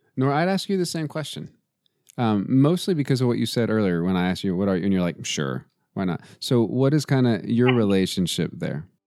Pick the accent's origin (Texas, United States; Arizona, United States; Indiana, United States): Texas, United States; I'm also from Texas, and so football is literally in my DNA